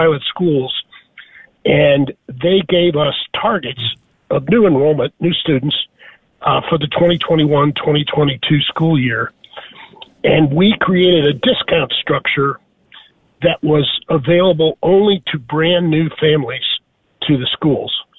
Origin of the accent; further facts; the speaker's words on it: St. Louis, Missouri, United States; moved away as an adult; also born or lived in Dallas; I grew up in St. Louis, Missouri